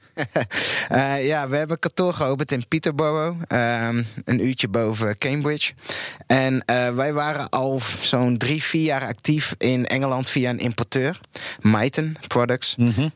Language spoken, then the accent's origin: Dutch; Friesland, Netherlands; nu ben ik zelf een Fries, maar opgevoed door een Limburgse moeder